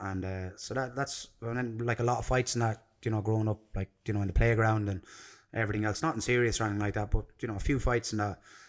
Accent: Templemore, Munster, Ireland; also born or lived in London, United Kingdom / Limerick; I was born in Limerick Regional Hospital. So there's a bit of a traveller in me, right? So I was born in a Limerick Regional Hospital. My parents lived in Templemore in Tipperary.

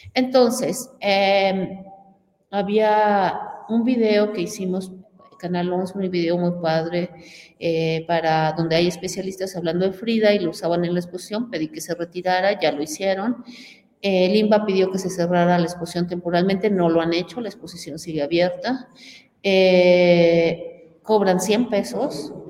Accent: Mexico; lo que somos los mexicanos, creativos, artistas de nivel mundial

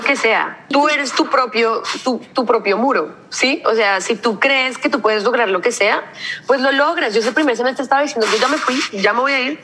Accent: Colombia; moved away as an adult; now in Rotterdam, Netherlands; porque venimos de Colombia

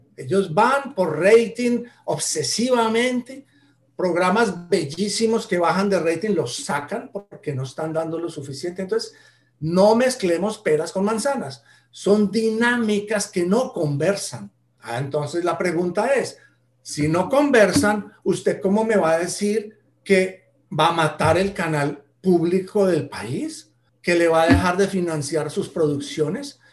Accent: Colombia; en Colombia somos tan diferentes de norte

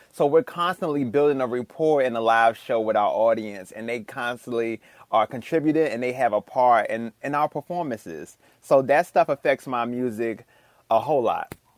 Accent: Washington, District of Columbia, United States; Growing up in Washington, D C

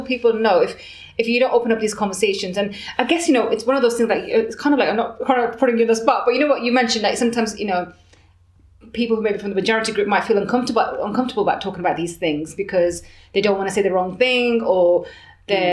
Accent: Birmingham, West Midlands, United Kingdom; moved away as an adult; now in Bath, United Kingdom; I'm from Birmingham and I'm moving to Bath

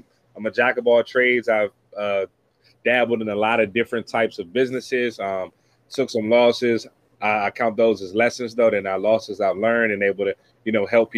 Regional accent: Washington, District of Columbia, United States; I'm born and raised in Washington, D.C.

